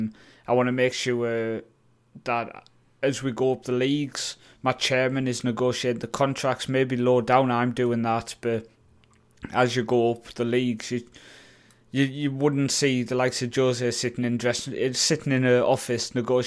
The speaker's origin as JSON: {"language": "English", "town": "Newcastle", "region": "North East England", "country": "United Kingdom", "tie": "born or raised there", "said": "I mean, I was going to go with the club I grew up supporting in Newcastle, but every time I do, I get sacked."}